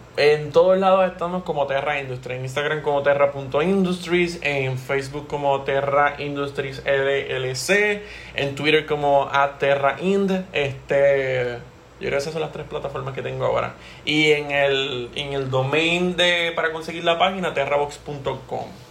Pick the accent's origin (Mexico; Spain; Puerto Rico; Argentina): Puerto Rico; somos puertorriqueños